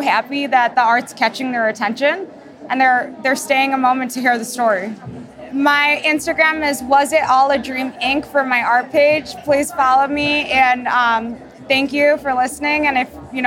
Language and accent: English; Chicago, Illinois, United States; I'm from Chicago, Illinois